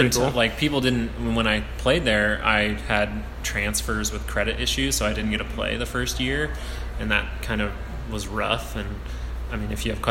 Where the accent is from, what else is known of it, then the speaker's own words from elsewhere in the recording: Wichita, Kansas, United States; born and raised in Wichita, Kansas, went to high school here at Cave Mount Carmel